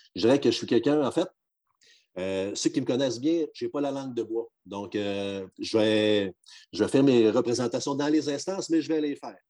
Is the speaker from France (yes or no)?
no; Quebec, Canada; moved away; on fait beaucoup de blagues des fois sur le chauvinisme des gens de la région, encore principalement de la mienne